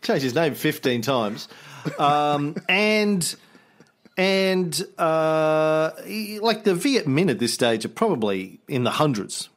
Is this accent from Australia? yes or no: yes; Australia